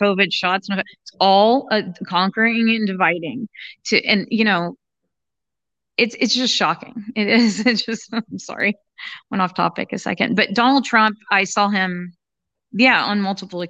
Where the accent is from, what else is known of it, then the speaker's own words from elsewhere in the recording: the South, United States; I grew up in the South